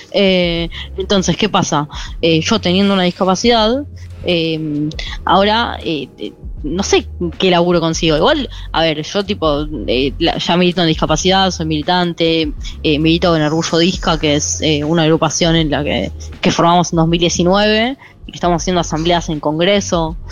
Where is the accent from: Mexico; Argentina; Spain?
Argentina; Moreno, Buenos Aires Province; soy de Moreno, soy de Conurbano bonaerense